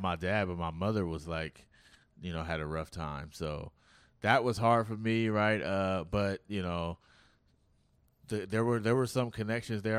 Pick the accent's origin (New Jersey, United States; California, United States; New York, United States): California, United States; Oakland; I'm from Oakland